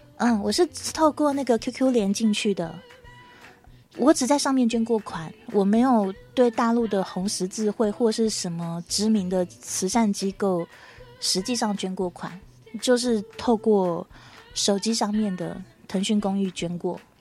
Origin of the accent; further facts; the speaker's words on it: Taiwan; 台湾这边